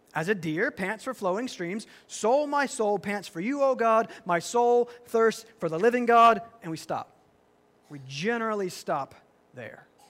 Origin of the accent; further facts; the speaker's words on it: the South, United States; I'm from the South, that you is plural